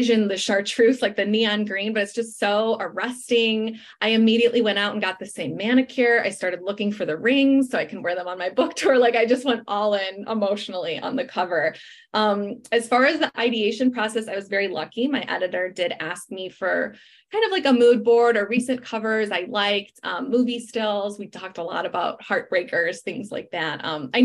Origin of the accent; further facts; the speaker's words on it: Chicago, Illinois, United States; now in Los Angeles, United States; Then I fly to Chicago, my hometown